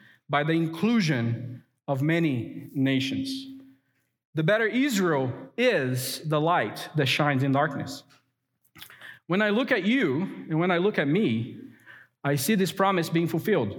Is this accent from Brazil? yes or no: yes; Brazil; now in United States; My earthly heritage may be Brazilian.